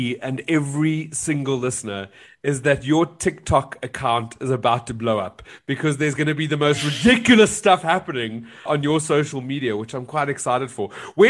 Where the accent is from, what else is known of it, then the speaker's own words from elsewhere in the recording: South Africa; I'm South African